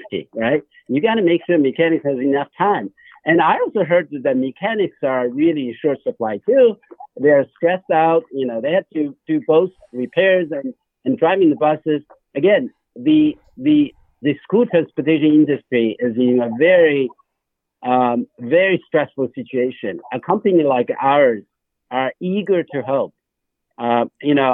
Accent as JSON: {"language": "English", "country": "China", "tie": "born or raised there", "moved": "yes", "said": "I was born in China"}